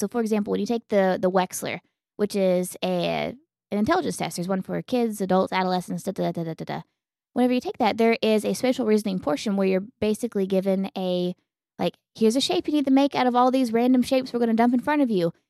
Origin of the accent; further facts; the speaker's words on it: Elk City, Oklahoma, United States; moved away; when I was a kid, it was like seven thousand. And whenever I left Elk City, it was about ten thousand